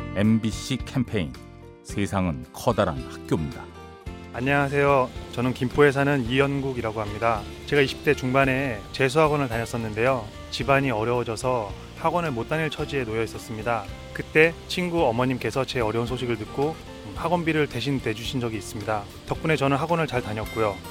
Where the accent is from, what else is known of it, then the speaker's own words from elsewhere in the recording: North Korea; moved away as an adult; now in South Korea; 저는 북한에서 한의사 생활을 하다가 탈북을 했고요